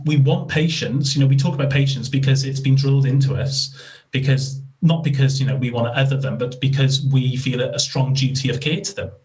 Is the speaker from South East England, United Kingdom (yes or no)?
no; Wales, United Kingdom; I'm Welsh